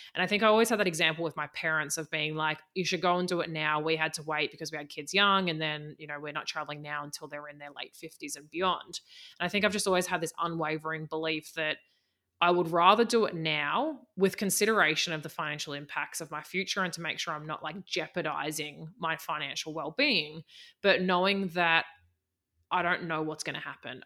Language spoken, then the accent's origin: English; Australia; moved away as an adult; also born or lived in New Zealand; I am Australian, and I lived for about the la, past five years in New Zealand